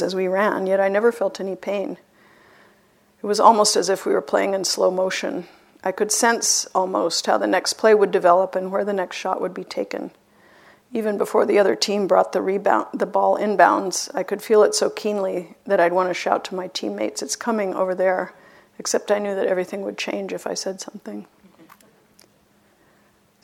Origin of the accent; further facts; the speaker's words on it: Boston, Massachusetts, United States; I'm even from Boston